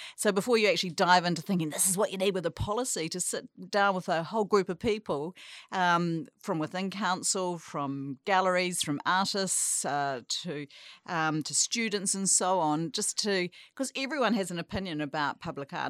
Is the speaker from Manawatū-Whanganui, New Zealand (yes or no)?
no; Tauranga, Bay of Plenty, New Zealand; moved away as an adult; I grew up here in, in Tauranga, and I've, I guess you could say I've returned, uh, to my hometown